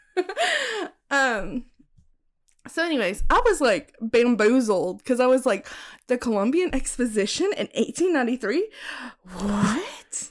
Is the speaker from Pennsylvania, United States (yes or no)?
no; Bonham, Texas, United States; moved away; where I grew up in Bonham, you had to be a part of like a diners club